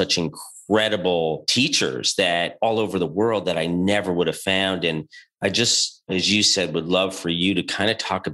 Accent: New York, United States; moved away as an adult; also born or lived in Boston; I'm from New York

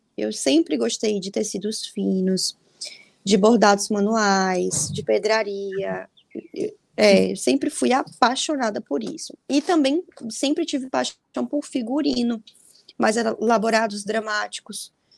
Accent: Bahia, Brazil; also born or lived in Salvador; eu sou da Bahia, né? Eu tô em Salvador.

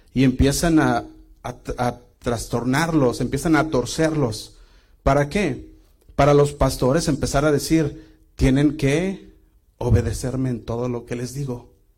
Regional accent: Guadalajara, Jalisco, Mexico; yo crecí en Casa Oración Guadalajara

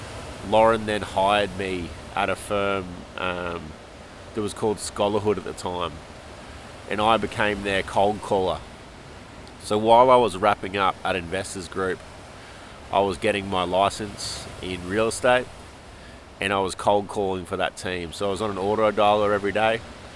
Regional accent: Australia; moved away as an adult; also born or lived in Toronto, Canada; the land where I call home

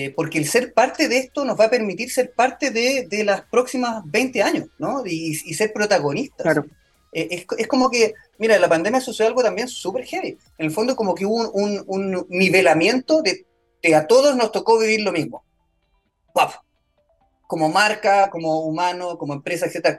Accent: Chile; also born or lived in New York; soy chileno

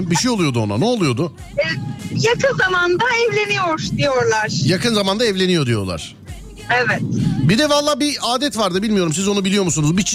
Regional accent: South Marmara, Turkey; also born or lived in Istanbul; now in Bursa, Turkey; Güney Marmaralıyım.

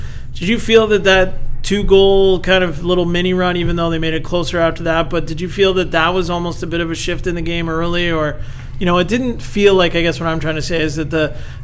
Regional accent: Georgetown, Ontario, Canada; Resides in Georgetown, Ontario, my hometown

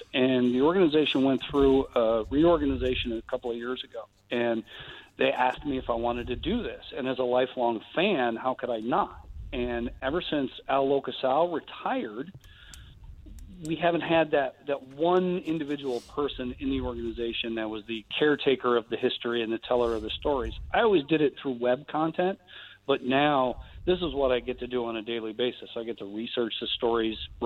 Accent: Western New York, United States; moved away; I grew up in Western New York, 60 miles east of Buffalo

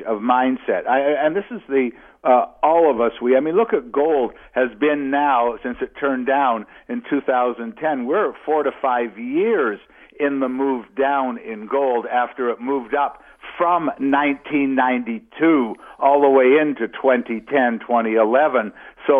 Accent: Canada; particularly being a Canadian

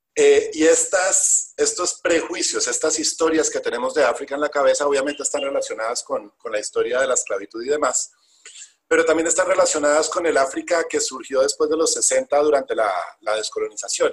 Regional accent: Colombia

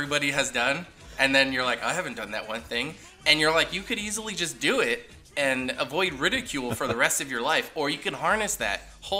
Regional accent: Hollister, California, United States; I actually grew up in Hollister, California, so I had Christmas in Hollister.

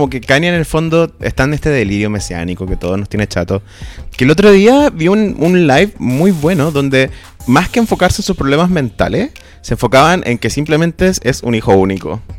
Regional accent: Puente Alto, Santiago Metropolitan Region, Chile; Yo también soy de Puente Alto y entiendo totalmente su espíritu de Staten Island.

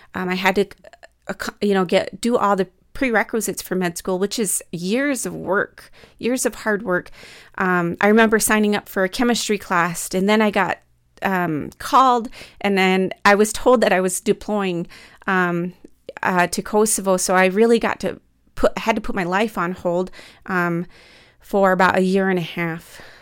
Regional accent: Midwest, United States; growing up in the Midwest

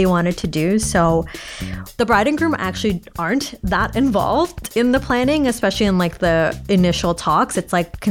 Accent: Toronto, Ontario, Canada; I was born and raised in Toronto, but my parents are Bangladeshi.

